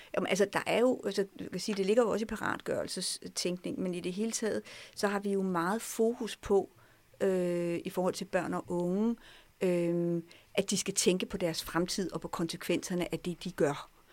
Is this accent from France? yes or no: yes; France; now in Denmark; Jeg voksede op i Frankrig. Jeg er gået i fransk skole i mange år